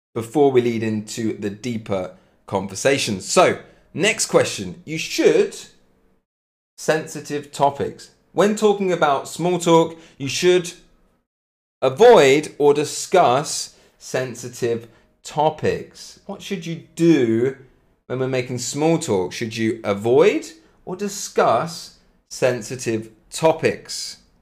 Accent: Cambridge, East of England, United Kingdom; accent: British; I'm from England, from Cambridge, British accent, absolutely

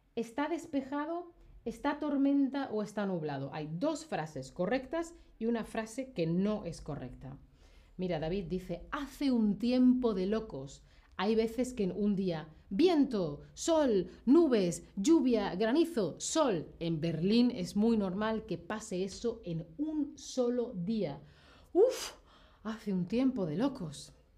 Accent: Seville, Andalusia, Spain; soy de Europa, soy de España, yo pienso y hablo en grados Celsius

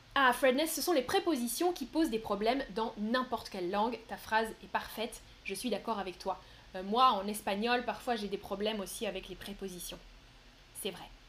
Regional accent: northern France, France; je viens du nord de la France

